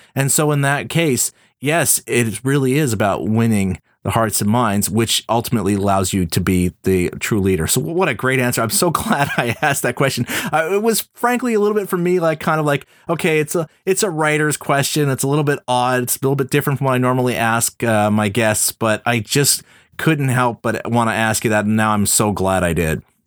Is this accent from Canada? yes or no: yes; Montreal, Quebec, Canada; we both went to McGill here in my hometown, Montreal